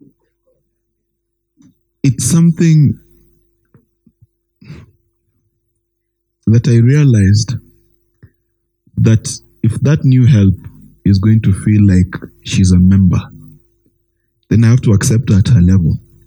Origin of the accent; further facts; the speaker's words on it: Kenya; I was born in Kenya, my friend, in the 1980s